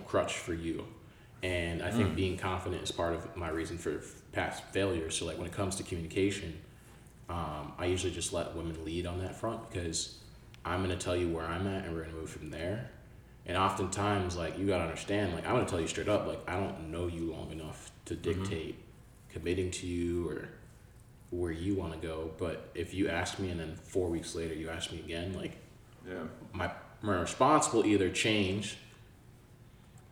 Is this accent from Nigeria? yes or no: yes; Nigeria; I'm Nigerian.